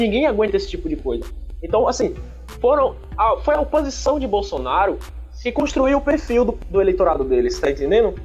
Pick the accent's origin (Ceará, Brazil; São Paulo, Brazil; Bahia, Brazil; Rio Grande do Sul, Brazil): Bahia, Brazil; sou baiano.